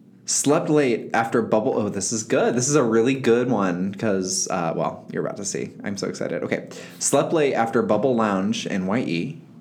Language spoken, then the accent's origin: English; Indiana, United States; now in Los Angeles, United States; I grew up in Indiana.